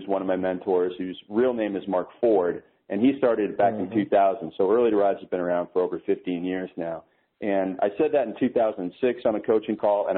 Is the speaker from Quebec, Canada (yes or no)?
no; Toronto, Ontario, Canada; I'm Canadian. I live in Canada